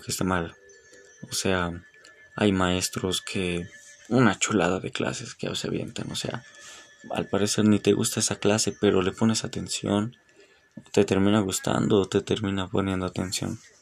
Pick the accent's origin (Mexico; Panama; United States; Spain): Mexico; no estoy en contra de sentirse orgulloso como mexicano